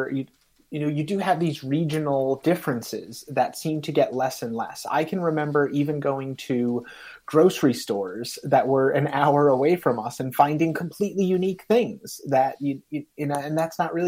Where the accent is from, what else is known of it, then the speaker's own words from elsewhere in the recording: Wynantskill, New York, United States; now in Massachusetts, United States; I grew up in upstate New York. I now live in Massachusetts.